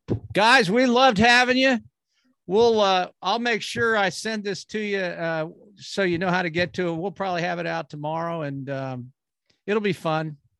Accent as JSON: {"language": "English", "town": "Columbus", "region": "Ohio", "country": "United States", "tie": "born or raised there", "said": "when I grew up in Columbus"}